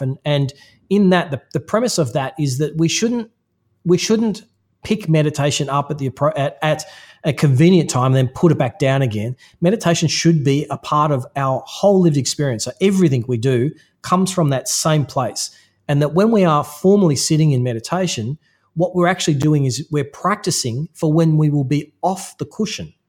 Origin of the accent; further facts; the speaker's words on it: Australia; there's a certain way that I am through being Australian